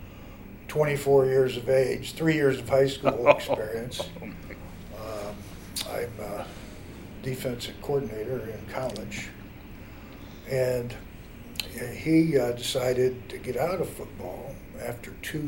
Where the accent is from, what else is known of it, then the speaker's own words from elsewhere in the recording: Springfield, Ohio, United States; moved away as an adult; also born or lived in Pennsylvania; now in Fort Wayne, United States; I grew up in Springfield, Ohio, about a halfway point between Columbus and Dayton, Ohio